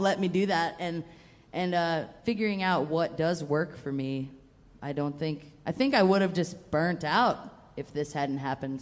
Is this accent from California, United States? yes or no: no; Atlanta, Georgia, United States; moved away; also born or lived in Western United States; I'm from Georgia, but I'm from Atlanta, so like. I didn't like I didn't play bluegrass until I moved out west